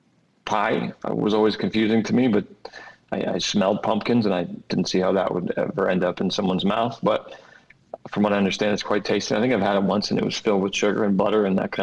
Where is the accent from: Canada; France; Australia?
Canada; I'm all Canadian